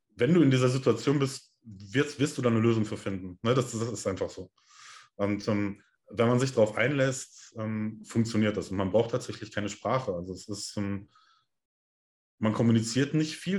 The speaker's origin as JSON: {"language": "German", "country": "Germany", "said": "bei uns in Deutschland"}